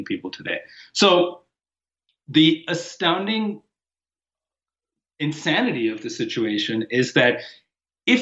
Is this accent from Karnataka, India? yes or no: no; Mumbai, Maharashtra, India; moved away as an adult; now in United States; I didn't grow up in America. I grew up in Bombay, India